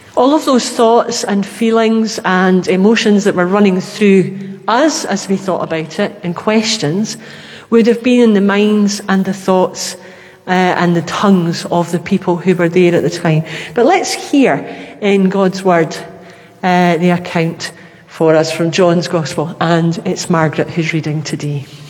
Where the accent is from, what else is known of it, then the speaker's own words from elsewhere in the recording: Glasgow, Scotland, United Kingdom; being a Glaswegian, that was where we went